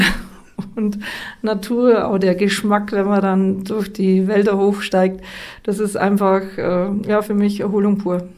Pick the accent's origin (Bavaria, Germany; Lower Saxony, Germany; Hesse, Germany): Bavaria, Germany; Treuchtlingen; da, wo ich herkomme, in Treuchtlingen, mit einer integrierten, differenzierten Gesamtschule anfangen konnte